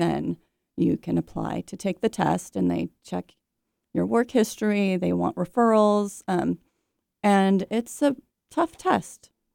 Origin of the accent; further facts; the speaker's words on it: Bay Area, California, United States; I grew up in the Bay Area, California, surrounded by oak trees and redwood trees